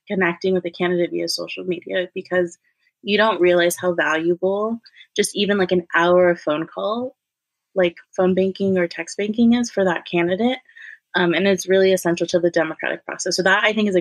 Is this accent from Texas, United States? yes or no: no; Inland Empire, California, United States; moved away as an adult; also born or lived in Los Angeles, California; I grew up in the Inland Empire in California